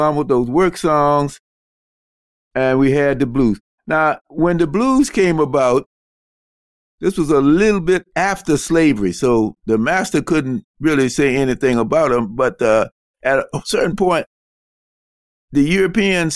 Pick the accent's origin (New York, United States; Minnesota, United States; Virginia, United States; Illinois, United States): Virginia, United States; Richmond; moved away; also born or lived in Massachusetts / New Jersey; I'm from Richmond